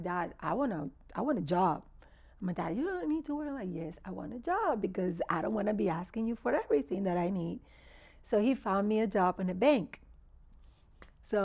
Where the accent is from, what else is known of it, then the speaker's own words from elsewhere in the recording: Dominican Republic; English is a second language; moved away; also born or lived in Miami / Houston; I was born in Dominican Republic.